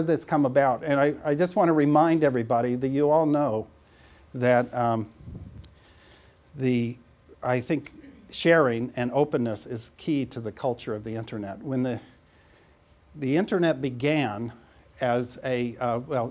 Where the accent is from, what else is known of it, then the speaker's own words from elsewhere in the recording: St. Joseph, Missouri, United States; moved away; that's me in grade school in St. Joseph, Missouri